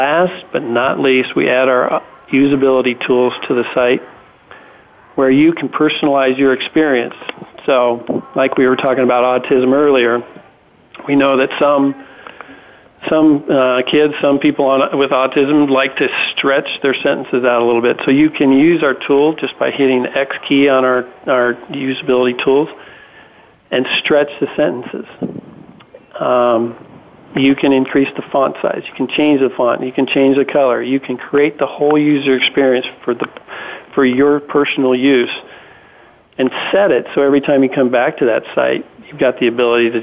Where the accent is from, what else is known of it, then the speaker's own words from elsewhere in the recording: Nevada, United States; moved away; Nevada is my home state, so I get to go home